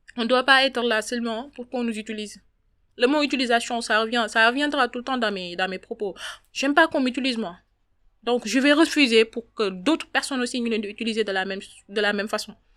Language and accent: French; Dakar, Senegal; J'habite à Wakam, je suis une Wakamoise. Je suis née à Wakam, j'ai grandi à Wakam